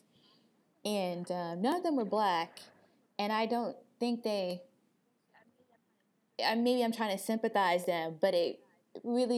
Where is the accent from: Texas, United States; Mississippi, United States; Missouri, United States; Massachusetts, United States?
Mississippi, United States; Crystal Springs; moved away; we came from Crystal Springs, you know, this town of 5,000 people in Mississippi